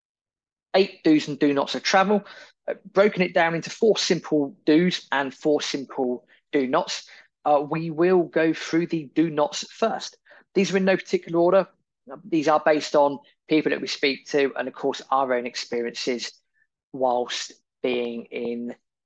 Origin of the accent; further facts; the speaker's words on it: United Kingdom; we're British, we like to queue